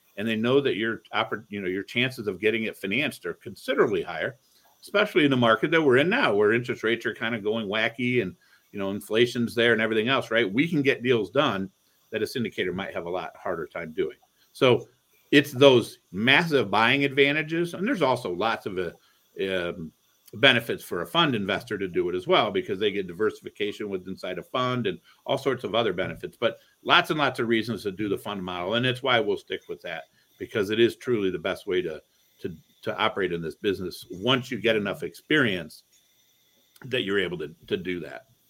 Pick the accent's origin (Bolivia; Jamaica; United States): United States; Toledo, Ohio; also born or lived in Cleveland, Ohio; I grew up in Toledo, Ohio